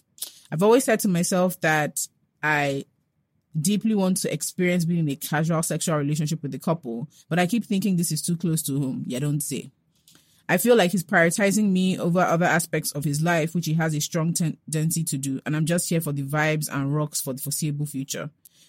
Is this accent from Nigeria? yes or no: yes; Nigeria; I'm a Nigerian guy, and so is he.